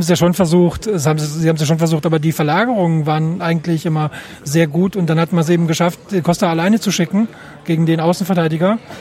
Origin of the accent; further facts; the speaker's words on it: Germany; als Deutsche